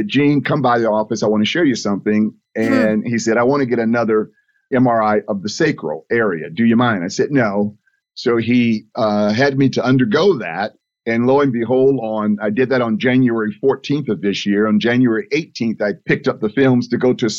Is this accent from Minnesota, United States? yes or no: no; Fort Lauderdale, Florida, United States; I was born and raised in Fort Lauderdale